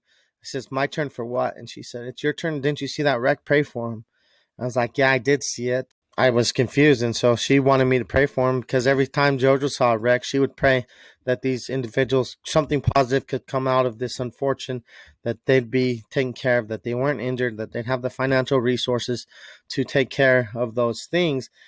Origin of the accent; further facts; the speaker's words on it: Utah, United States; I was raised in Utah as a kid